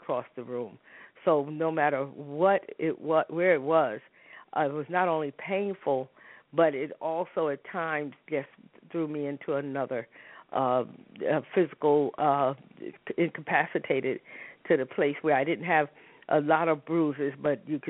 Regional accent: New York City, New York, United States; moved away; also born or lived in Harlem; I grew up in New York. Matter of fact, I tell people I was born in Harlem and raised in the South Bronx

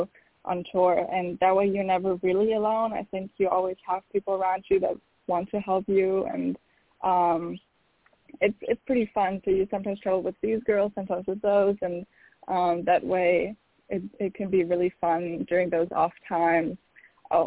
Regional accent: Berlin, Germany; moved away as an adult; now in United States; my hometown, Berlin

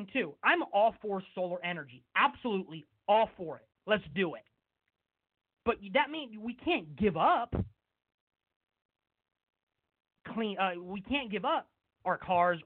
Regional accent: West Sacramento, California, United States; here in my hometown of West Sacramento

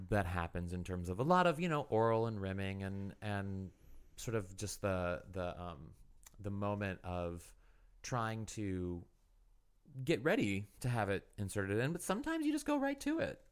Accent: Missouri, United States; moved away; I'm from Missouri originally

